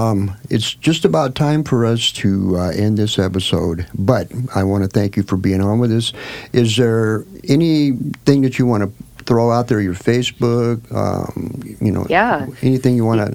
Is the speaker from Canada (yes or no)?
no; Eugene, Oregon, United States; now in Portland, United States; I'm from the Eugene area.